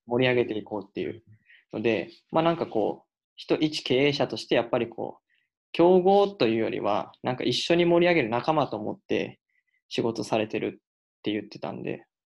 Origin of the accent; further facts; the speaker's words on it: Kansai, Japan; 僕の地元 関西